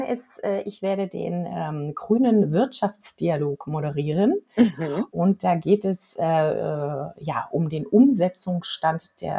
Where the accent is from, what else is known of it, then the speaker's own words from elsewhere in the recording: Hesse, Germany; da, wo ich gerade wohne und aufgewachsen bin.